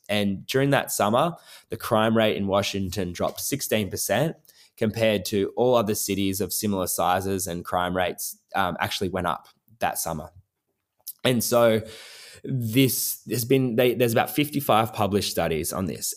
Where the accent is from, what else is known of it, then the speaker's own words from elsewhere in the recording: Nowra, New South Wales, Australia; moved away as an adult; also born or lived in New York City, United States; my hometown and do it in my town of Nowra